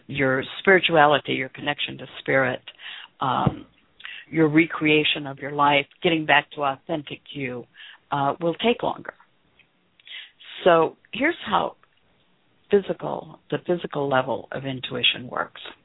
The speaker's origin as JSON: {"language": "English", "region": "the South", "country": "United States", "tie": "born or raised there", "said": "I was raised in the South"}